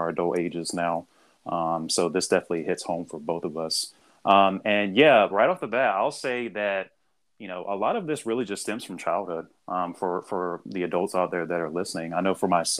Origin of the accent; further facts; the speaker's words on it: the South, United States; growing up in the South